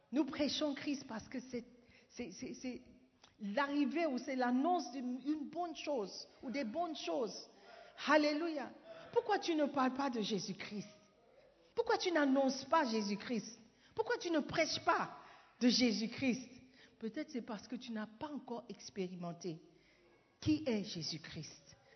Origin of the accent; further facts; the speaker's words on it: Ghana; French is a second language; Mais il était surpris que je puisse dire que je ne suis pas francophone. Et je lui ai expliqué avec assurance, avec certitude, que je suis ghanéenne. Je, suis ghanéenne.